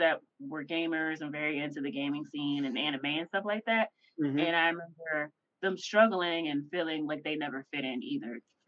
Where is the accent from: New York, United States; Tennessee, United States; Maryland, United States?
Tennessee, United States; Memphis; Because I grew up in Memphis, and Memphis is the checking capital for everybody who knows that. And that's a rough ass place to grow up in and not have a typical Memphis accent.